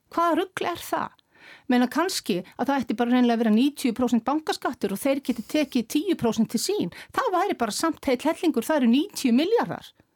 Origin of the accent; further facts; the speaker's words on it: Iceland; við sem Íslendingar og við sem þjóð